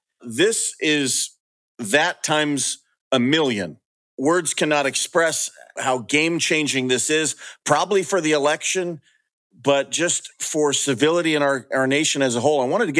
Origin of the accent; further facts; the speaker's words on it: California, United States; moved away; I'm from California. I left there